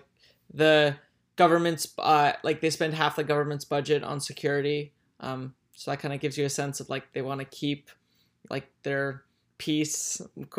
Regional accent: Somaliland, Somalia; I'm from Somaliland, and I'm sure like lots of remittances are sent back there

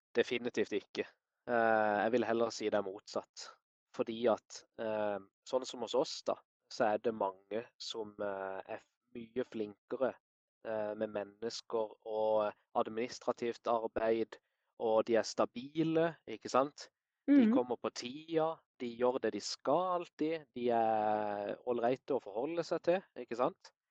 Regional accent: Kristiansand, Agder, Norway; Jeg er opprinnelig fra Kristiansand. Bor og jobber her i dag.

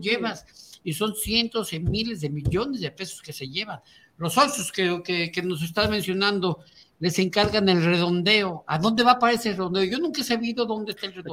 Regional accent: Mexico; yo soy mexicano y vivo aquí

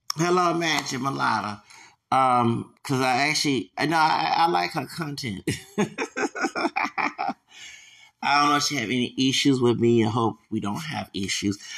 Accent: Texas, United States; I'm from Texas

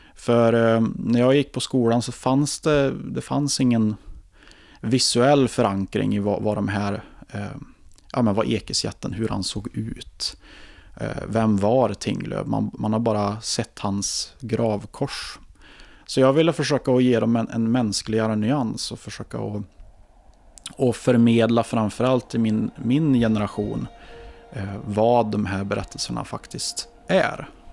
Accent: Ekshärad, Värmland, Sweden; born or raised there; also born or lived in Karlstad

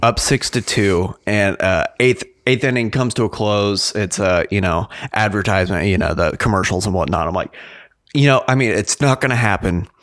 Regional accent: Wichita, Kansas, United States; we're from Wichita

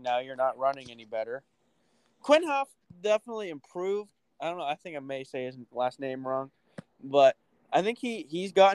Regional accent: New England, United States; I'm from New England

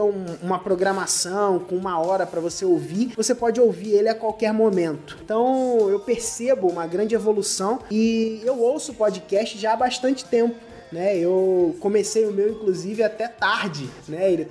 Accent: Cabo Frio, Rio de Janeiro, Brazil; É isso aí. Sou de Cabo Frio e eu eu trabalho, cara, com marketing digital, né?

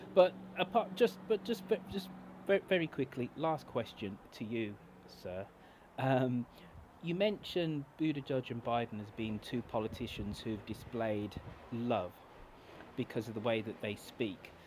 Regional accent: United Kingdom; now in United States; being a Brit in your country

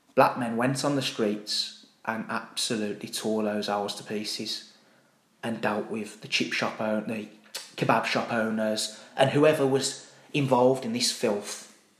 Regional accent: Birmingham, West Midlands, United Kingdom; I'm a proud Brummie

